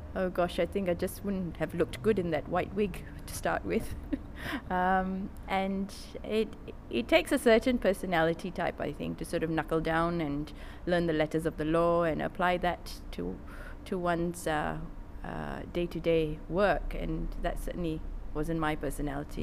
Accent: Malaysia; moved away; also born or lived in London / Singapore / Melbourne / Sydney; I grew up in Malaysia. Um, my dad was uh, a planter. So we grew up in rural areas around Malaysia

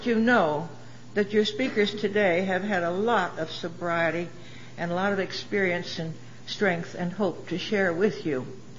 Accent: Kingston, Pennsylvania, United States; born there; I'm from Pennsylvania originally. I was born in a town called Kingston, Pennsylvania, near Wilkes-Barre, Scranton area.

